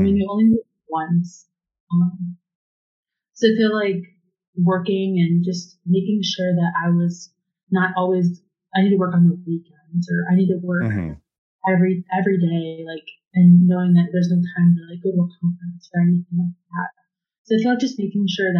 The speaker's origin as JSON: {"language": "English", "town": "Cleveland", "region": "Ohio", "country": "United States", "said": "I'm from Cleveland"}